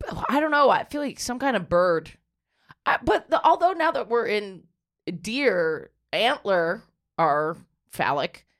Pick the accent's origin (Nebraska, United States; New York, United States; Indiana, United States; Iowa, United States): New York, United States; I'm from here. I'm born and raised in New York.